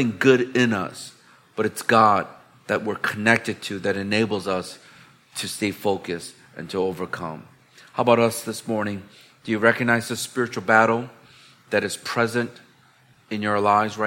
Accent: Chicago, Illinois, United States; now in Hong Kong; I'm from the Windy City, which is Chicago back in the United States

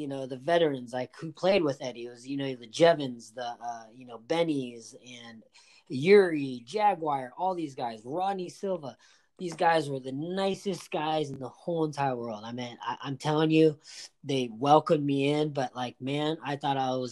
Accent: Huntington Beach, California, United States; growing up in Huntington Beach and playing soccer

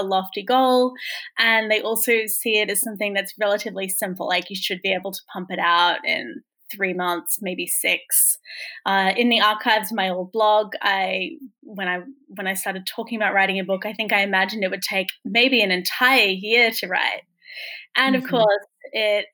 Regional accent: Sydney, New South Wales, Australia; now in London, United Kingdom; I grew up in Sydney, Australia, which is where my accent is from

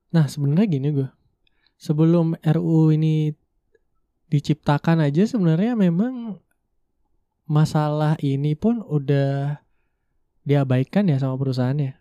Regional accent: Jimbaran, Bali, Indonesia; first language Indonesian; also born or lived in Buleleng, Bali; aku tuh besar dan ya emang tumbuh besar tuh di Badung tepatnya di Jimbaran

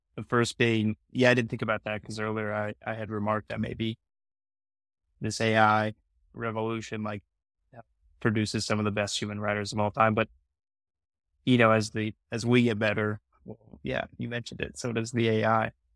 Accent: United States; as an American

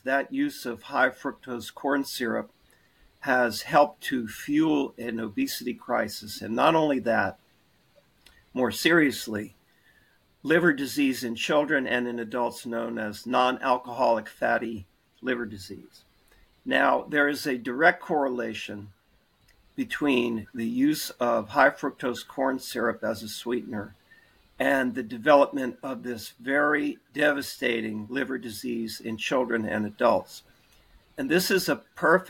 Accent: Bethesda, Maryland, United States; moved away as an adult; also born or lived in Washington, D.C. / Atlanta / Boston / Baltimore; I'm a native of Washington, D.C., and I grew up in Bethesda, Maryland

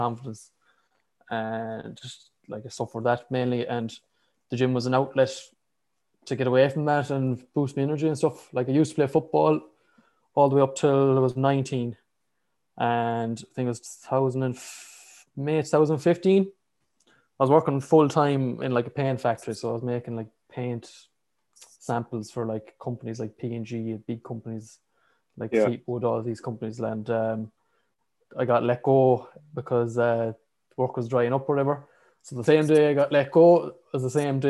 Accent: Galway, Connacht, Ireland; I'm from Galway, just opposite side to where Ian and lives in Galway

